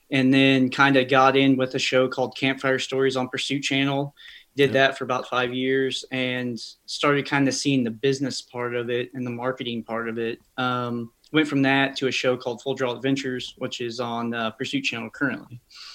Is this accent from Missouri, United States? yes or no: yes; Marshall, Missouri, United States; Yeah, so I grew up in a little town called Marshall, kind of smack dab in the middle of Kansas City and Columbia. Honestly, it's about an hour from each, right down 70.